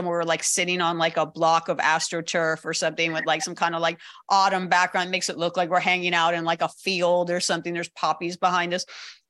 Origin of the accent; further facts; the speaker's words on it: Los Angeles, California, United States; I'm homegrown. I grew up in the Valley.